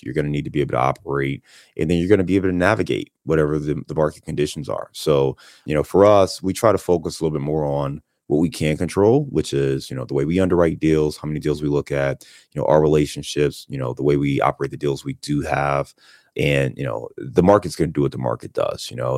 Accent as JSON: {"language": "English", "town": "Cleveland", "region": "Ohio", "country": "United States", "tie": "born or raised there", "also_born_or_lived": "Chicago", "moved": "yes", "lives_now": "Cincinnati, United States", "said": "I'm from Cleveland, born and raised in Cleveland."}